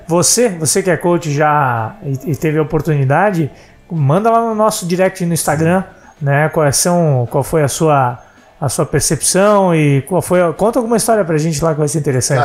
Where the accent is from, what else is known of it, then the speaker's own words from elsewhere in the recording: Santa Catarina, Brazil; eu não sou gaúcho, eu sou catarinense